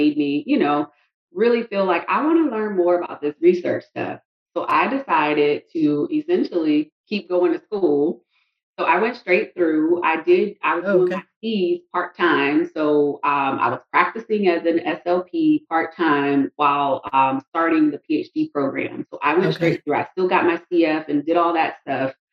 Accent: South Carolina, United States; moved away as an adult; now in Tallahassee, United States; I'm from South Carolina, did my undergrad at South Carolina State University, and then ended up receiving a scholarship to come to FSU.

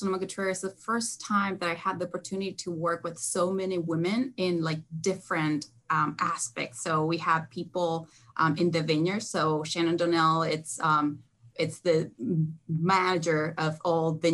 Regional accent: Mendoza, Argentina; born or raised there; also born or lived in Texas, United States; now in California, United States

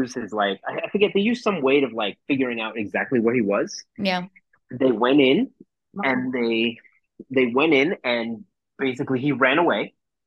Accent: Colombia; moved away; Colombia at that time. My home country

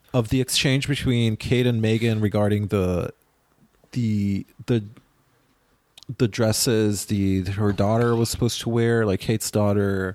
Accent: Israel; moved away; my hometown in Israel

